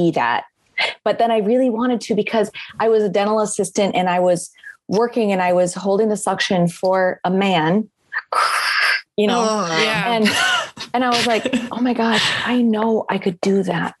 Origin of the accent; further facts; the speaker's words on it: Iowa, United States; I grew up in the Midwest, in Iowa specifically. I was the second of seven children.